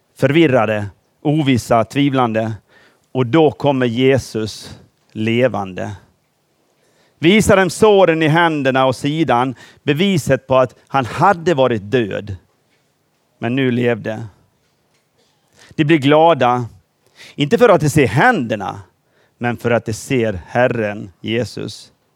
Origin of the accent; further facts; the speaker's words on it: Gagnef, Dalarna County, Sweden; moved away as an adult; also born or lived in Norway / Peru / Gothenburg; now in Åhus, Sweden; uppvuxen i Gagnef